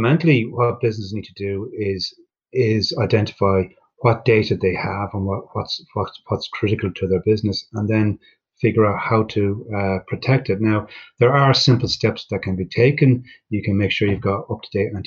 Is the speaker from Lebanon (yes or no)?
no; Ireland; being Irish